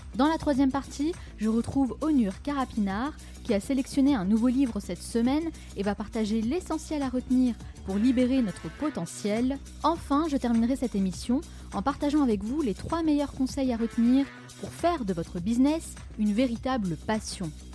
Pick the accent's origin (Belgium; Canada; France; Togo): France; accent: French; mon petit accent français